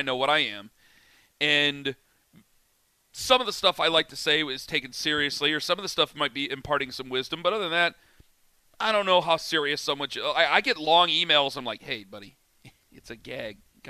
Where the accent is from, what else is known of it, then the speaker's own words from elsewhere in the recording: Cleveland, Ohio, United States; right in the middle of Rocket Mortgage Fieldhouse, right in the middle of my hometown, Cleveland, Ohio.